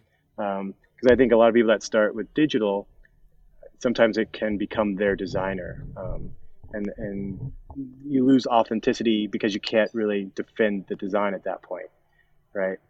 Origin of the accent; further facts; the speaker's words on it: Colorado, United States; I was born and raised in Colorado